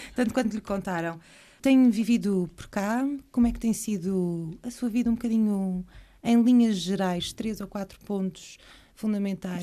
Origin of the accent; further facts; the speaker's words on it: Terceira, Azores, Portugal; como terceirense